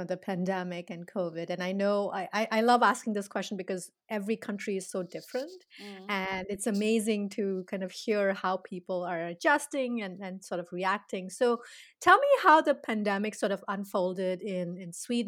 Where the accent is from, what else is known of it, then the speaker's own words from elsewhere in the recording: India; now in United States; I'm from India, and I've lived now half my life here in the States